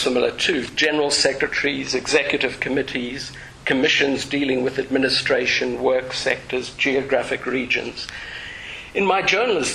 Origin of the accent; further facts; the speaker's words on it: South Africa; moved away as an adult; also born or lived in Zimbabwe; now in United Kingdom; I was born in South Africa to socially aware parents who were not religious